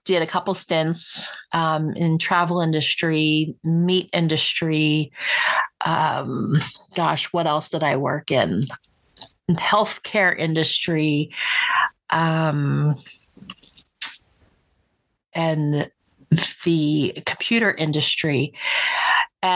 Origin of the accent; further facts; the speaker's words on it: Willingboro, New Jersey, United States; moved away as an adult; also born or lived in Hamilton, New Jersey; now in Montana, United States; I was born and raised in South Jersey